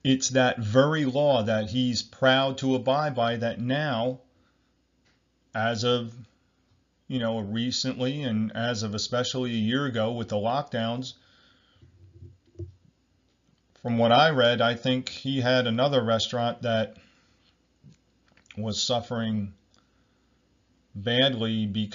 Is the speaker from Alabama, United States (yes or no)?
no; New Jersey, United States; I'm from New Jersey.